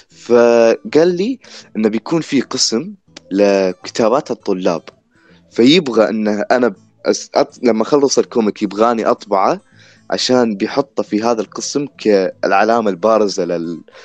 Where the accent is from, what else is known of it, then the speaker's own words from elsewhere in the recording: Iraq; عندنا في العراق